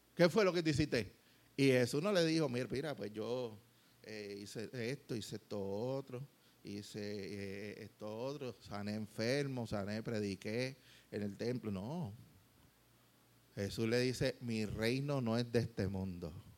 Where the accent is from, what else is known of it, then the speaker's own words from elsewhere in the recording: Puerto Rico; como nos gusta a veces lo, que nos digan las cosas aquí en Puerto Rico